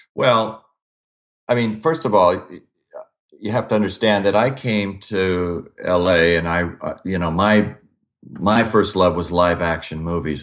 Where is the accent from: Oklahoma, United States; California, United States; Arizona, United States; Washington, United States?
Washington, United States; Olympia; I grew up in the Pacific Northwest